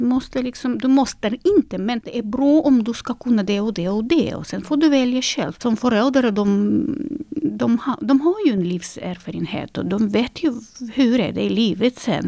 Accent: Minsk, Belarus; Swedish is a second language; now in Sweden; Jag är ju född 1982 eh, och då är jag född i Minsk

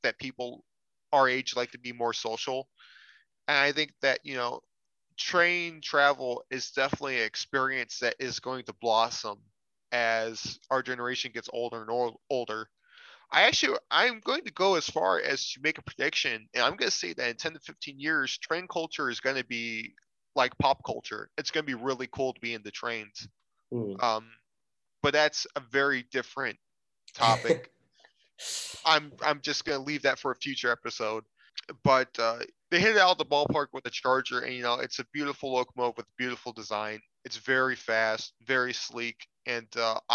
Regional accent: United States; as an American

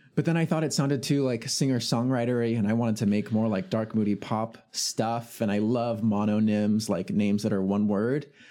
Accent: California Bay Area, United States; I'm from the California Bay Area

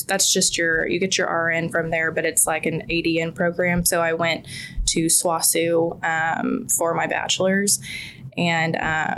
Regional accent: Midwest City, Oklahoma, United States; also born or lived in Choctaw; Born and raised Midwest City

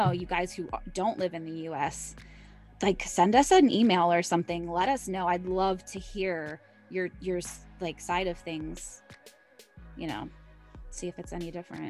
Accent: United States; as an American woman

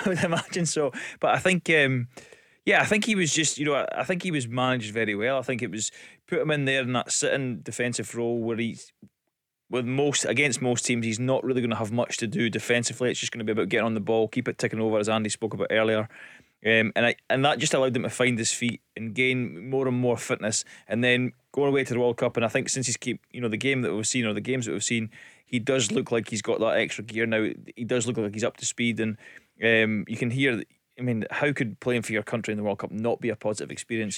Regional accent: Elgin, Scotland, United Kingdom; born or raised there; also born or lived in Aberdeen

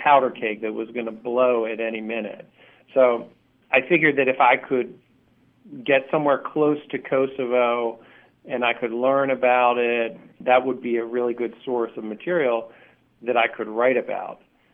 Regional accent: Baltimore, Maryland, United States; moved away as an adult; also born or lived in New York City; I'm from Baltimore, and I'm a writer

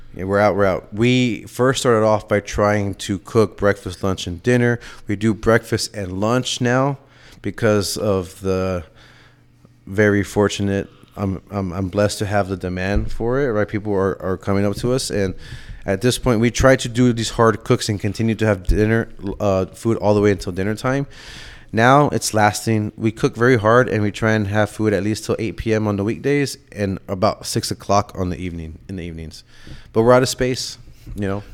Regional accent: San Antonio, Texas, United States; also born or lived in Miami; now in Austin, United States; growing up in San Antonio and then moving to Austin

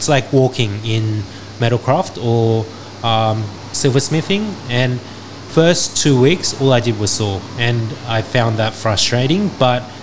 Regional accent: Australia; I grew up in Australia

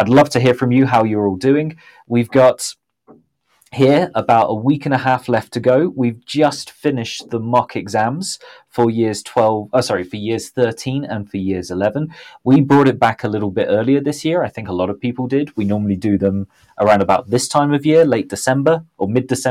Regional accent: Southampton, South East England, United Kingdom; now in Mexico City, Mexico; my hometown of Southampton

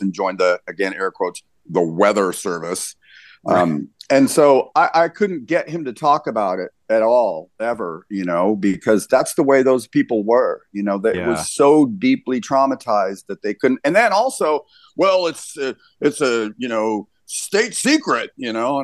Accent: Lincoln, Nebraska, United States; also born or lived in Denver / San Francisco; I grew up here in Lincoln, but I was born in Denver

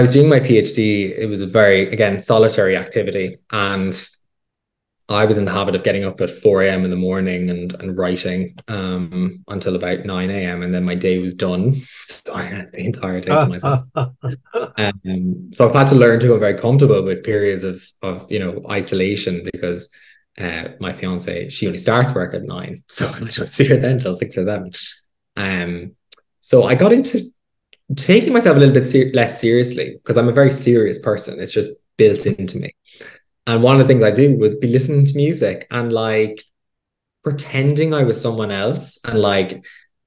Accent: Midlands, Ireland; I grew up in the Midlands, you know, in GAA culture

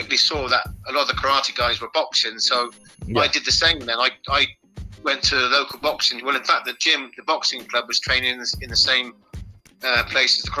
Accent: Bridgwater, South West England, United Kingdom; also born or lived in Plymouth; I was born in Plymouth, but I quickly moved. My parents quickly moved up from Plymouth to Somerset, which is where I live now, in Bridgewater, Somerset.

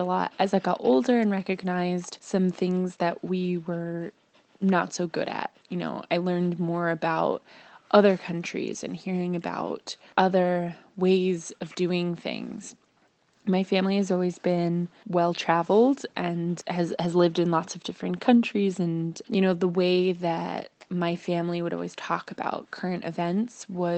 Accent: United States; if somebody guesses that I'm Canadian, it means they hear my North American accent, but they think I'm nice.

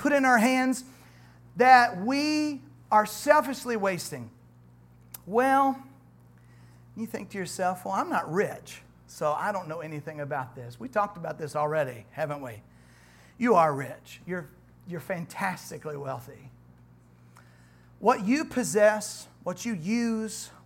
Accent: United States; I'm an American

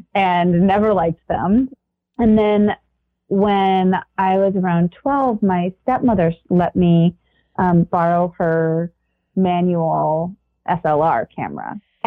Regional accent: San Diego, California, United States; moved away as an adult; also born or lived in Connecticut; I was born and raised in San Diego

